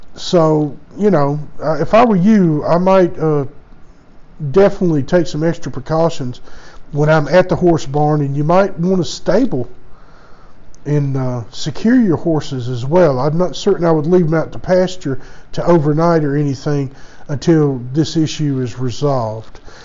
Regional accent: United States; I was born and raised in the United States

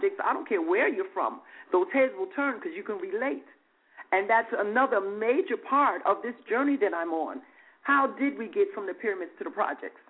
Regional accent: New York City, New York, United States; now in Las Vegas, United States; I'm originally from New York City, Harlem, USA. I am presently residing in Las Vegas, but born and raised in New York

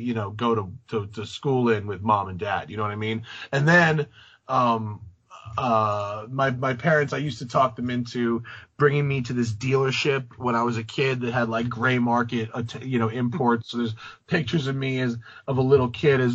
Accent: Rye, New York, United States; moved away as an adult; also born or lived in Englewood, New Jersey / Atlanta / Philadelphia / Greenwich; I grew up in Rye.

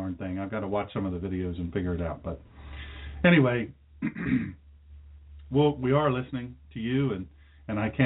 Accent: Sussex County, Delaware, United States; I'm from Sussex County, Delaware

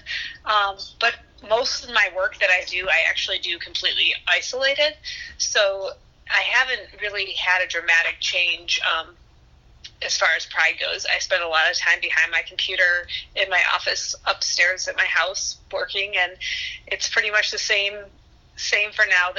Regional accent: Huntington Woods, Michigan, United States; also born or lived in West Bloomfield, Michigan; now in Ferndale, United States; I grew up in Huntington Woods, and then around middle school time, my mom changed her job, and she ended up out in West Bloomfield

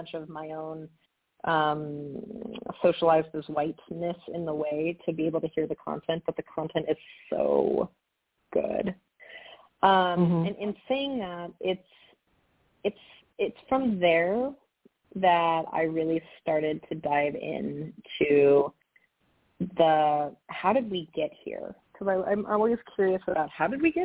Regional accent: Montana, United States; now in California, United States; I grew up in Montana in an incredibly poor community. I grew up in a trailer park in Montana

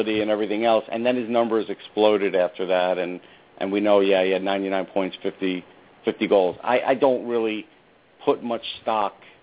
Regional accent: North Massapequa, New York, United States; I'm from North Massapequa

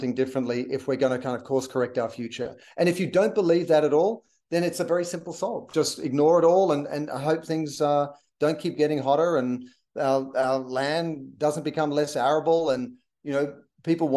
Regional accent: Australia; now in Los Angeles, United States; I'm an Australian.

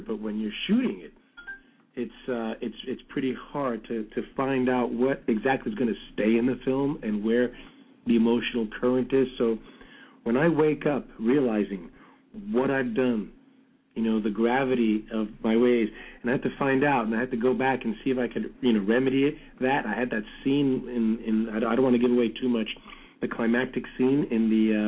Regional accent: New York City, New York, United States; also born or lived in Brooklyn; now in California, United States; I'm from the Bronx. I grew up in the Bronx. I'm Brooklyn born, oh. Bronx bred.

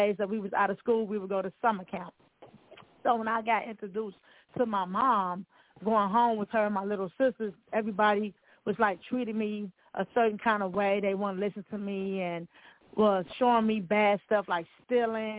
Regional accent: Milwaukee, Wisconsin, United States; also born or lived in Chicago, Illinois; I was born in Chicago, Illinois, but I was raised in Milwaukee

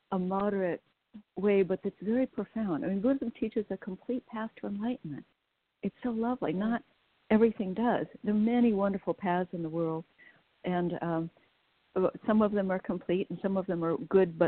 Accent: West Coast, United States; I was raised on the West Coast during the 60s

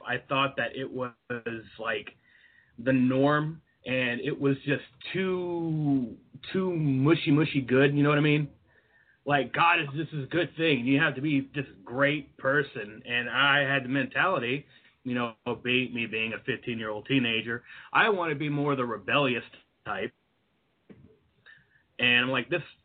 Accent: Deep South, United States; I grew up in the Deep South, where religion and Jesus is the thing

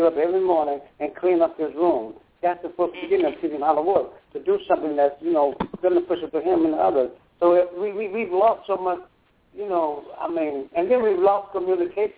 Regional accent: Akron, Ohio, United States; moved away; also born or lived in New York City; a lot of people say I'm from New York City, but I'm from Ohio

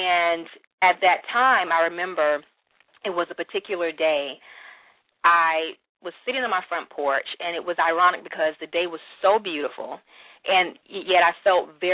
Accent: Florence, South Carolina, United States; I am originally from Florence, South Carolina, which is a very small town here in South Carolina.

